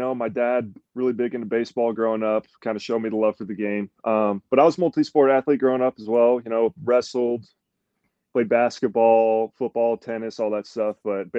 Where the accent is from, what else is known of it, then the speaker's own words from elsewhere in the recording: Texas, United States; born there; I was born in Texas. I mean, I only lived there for a few years